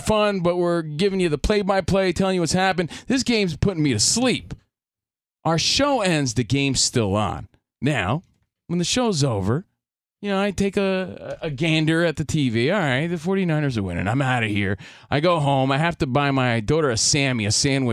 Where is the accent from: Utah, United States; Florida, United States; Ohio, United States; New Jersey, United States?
New Jersey, United States; Union; moved away; from Union, New Jersey, out here on the west side